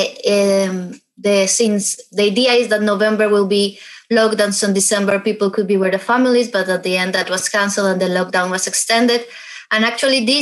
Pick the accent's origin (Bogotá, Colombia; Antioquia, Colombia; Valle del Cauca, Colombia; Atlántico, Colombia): Bogotá, Colombia; born or raised there; moved away as an adult; now in London, United Kingdom